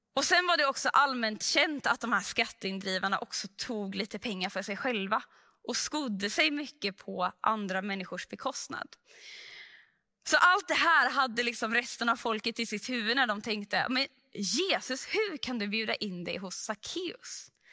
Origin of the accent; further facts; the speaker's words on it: Sweden; vi som svenskar